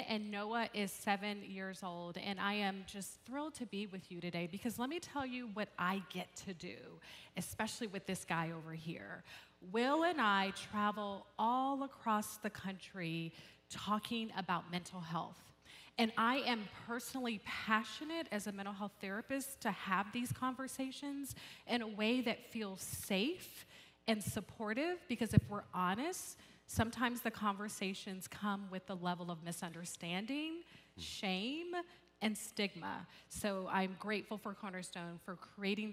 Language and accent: English; Atlanta, Georgia, United States; I hail from Atlanta, Georgia